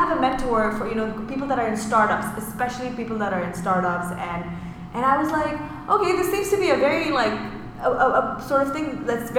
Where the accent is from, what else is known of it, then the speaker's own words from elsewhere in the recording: Pakistan; now in United Arab Emirates; I'm from Pakistan. I have lived there, you know, and whatever.